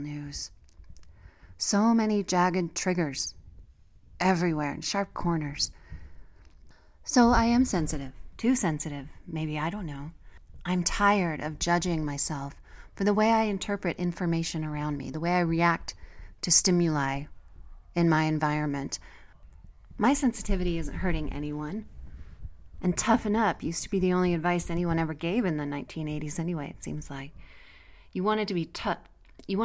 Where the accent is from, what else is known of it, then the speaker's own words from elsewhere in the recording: Colorado, United States; my home state of Colorado